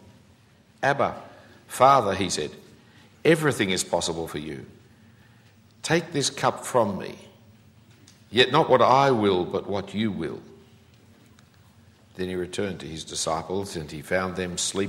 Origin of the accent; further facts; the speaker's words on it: Australia; As an Australian